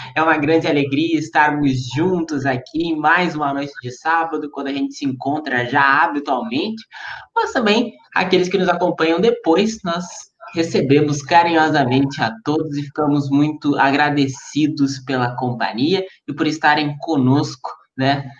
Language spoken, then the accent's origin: Portuguese; Uruguaiana, Rio Grande do Sul, Brazil; also born or lived in São Borja; eu sou de Uruguaiana, o Giovanni também